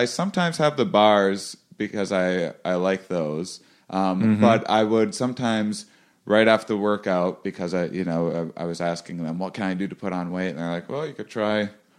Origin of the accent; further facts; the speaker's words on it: Wisconsin, United States; I'm from Wisconsin.